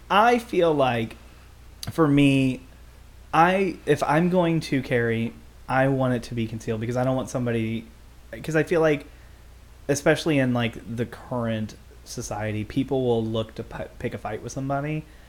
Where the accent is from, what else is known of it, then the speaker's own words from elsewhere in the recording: United States; we're from Jeffco too